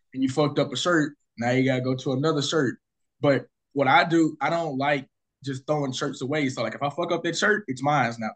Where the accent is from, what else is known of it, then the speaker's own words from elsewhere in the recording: Arkansas, United States; I threw my first party in my hometown. Yeah. Excuse me, Arkansas.